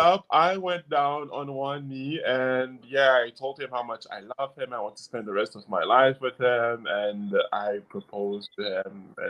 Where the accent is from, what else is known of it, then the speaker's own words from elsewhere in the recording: United States; English is a second language; now in United Kingdom; because you know I'm from the States, everyone likes to smile and they are very friendly.